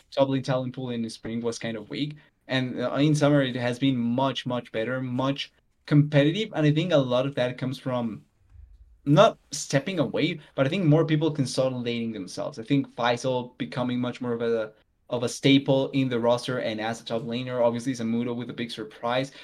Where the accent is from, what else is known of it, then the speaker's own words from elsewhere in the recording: Colombia; I'm South American. I'm Colombian.